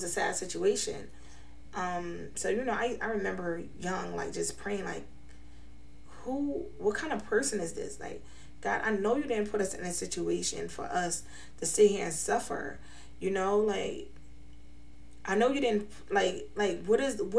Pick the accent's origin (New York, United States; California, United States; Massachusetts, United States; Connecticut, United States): New York, United States; New York City; now in Scranton, United States; I was born and raised in New York City. I'm currently residing in Scranton, Pennsylvania.